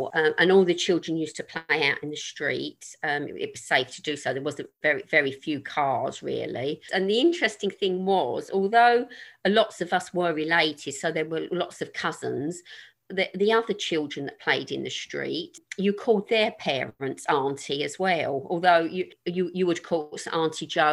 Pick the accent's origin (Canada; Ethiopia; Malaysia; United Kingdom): United Kingdom; London; I grew up in North Woolwich